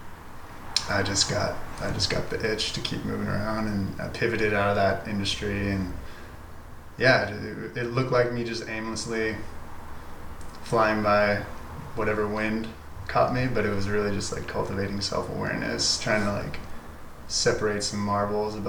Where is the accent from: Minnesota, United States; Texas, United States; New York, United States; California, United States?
California, United States; also born or lived in East Coast / Santa Cruz / San Francisco; now in Oakland, United States; my family moved me out here when I was like 10 years old. So I've been in California. I'm pretty acclimated to the West Coast, but I'm originally from the East Coast.